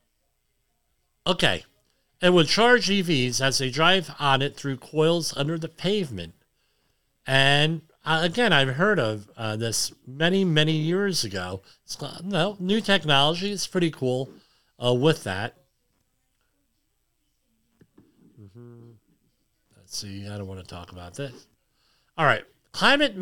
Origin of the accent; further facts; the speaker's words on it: Woodridge, New York, United States; My hometown of Woodridge